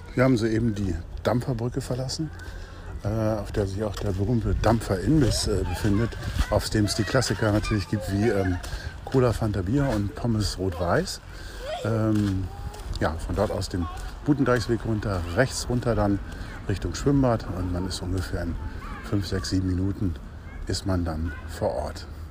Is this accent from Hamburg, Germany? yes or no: yes; Hamburg, Germany; als Hamburger von Bergen